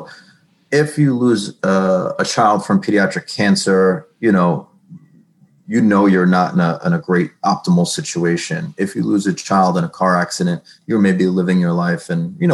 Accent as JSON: {"language": "English", "region": "New York", "country": "United States", "moved": "as an adult", "lives_now": "New Jersey, United States", "said": "I'm new to New Jersey. I'm from New York"}